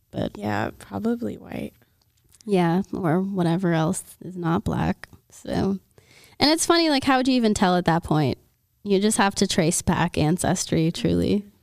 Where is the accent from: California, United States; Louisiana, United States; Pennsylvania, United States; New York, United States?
Louisiana, United States; from Louisiana. I'm from Louisiana.